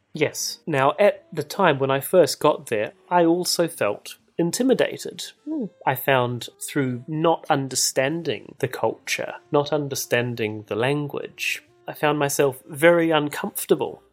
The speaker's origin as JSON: {"language": "English", "country": "New Zealand", "tie": "born or raised there", "said": "I'm a New Zealander. I grew up in New Zealand."}